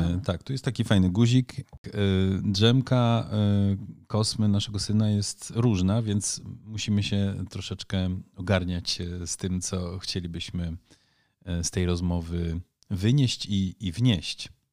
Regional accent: Netherlands; now in Poland; kulturowo jestem na pewno w Polsce, jestem bardziej Holendrem, a w Holandii może bardziej Polakiem.

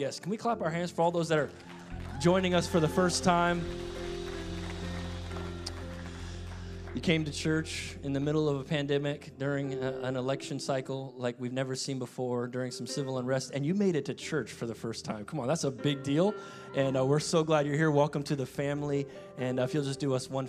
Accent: United States; I'm an American, man, and I'm proud to be an American

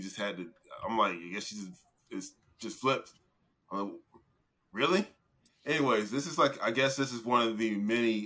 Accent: Florida, United States; I was born and raised here

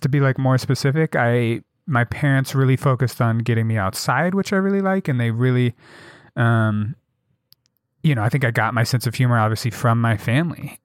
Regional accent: Jackson, Wyoming, United States; growing up in Jackson.

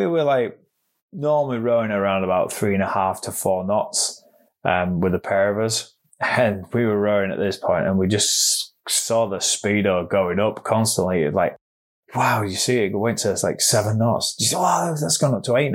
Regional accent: York, Yorkshire and the Humber, United Kingdom; I'm from York in North Yorkshire

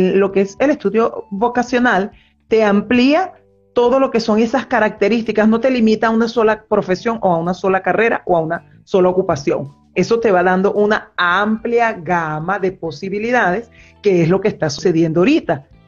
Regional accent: Venezuela; moved away as an adult; now in Argentina; soy psicólogo clínico de Venezuela, radicada actualmente en Argentina desde hace año y medio

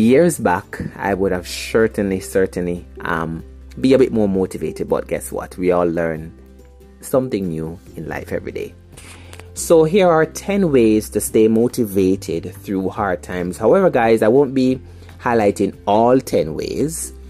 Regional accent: Jamaica; also born or lived in St. Catherine, Jamaica; I am from Jamaica, the beautiful, beautiful island of Jamaica. I am 29 years old, living in St. Catherine

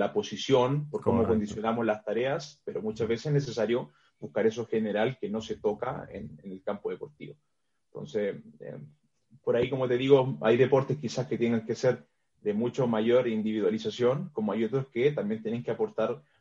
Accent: Chile; also born or lived in Brazil; now in Mexico City, Mexico; Eh, vengo desde Chile, trabajé también un tiempo en Brasil.

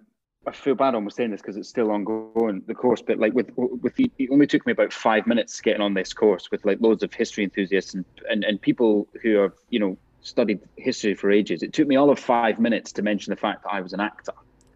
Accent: Scottish Borders, Scotland, United Kingdom; I grew up in the Scottish borders, literally on the border between Scotland and England.

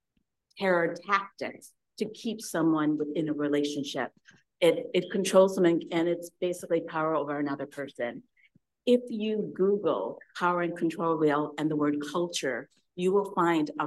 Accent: Kerala, India; moved away; my grandparents are from Tamil Nadu, I'm from Kerala.

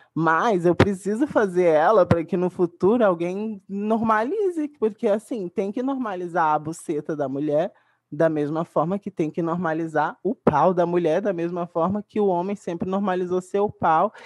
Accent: Brazil; also born or lived in Baixada Santista; no lugar de onde eu cresci, na cachoeira inteirinha, a favela da cachoeira inteirinha

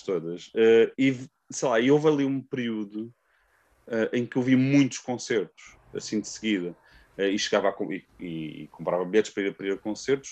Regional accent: Amadora, Lisbon, Portugal; eu sou da Amadora, uh, uma cidade perto de Lisboa

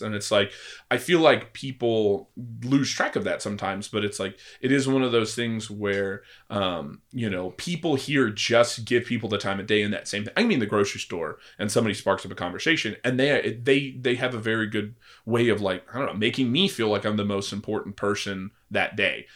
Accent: Missouri, United States; moved away as an adult; also born or lived in California; now in Oklahoma City, United States; growing up in Missouri

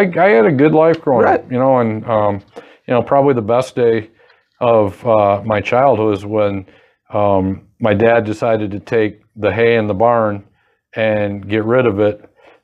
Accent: Fremont, Michigan, United States; growing up in Fremont

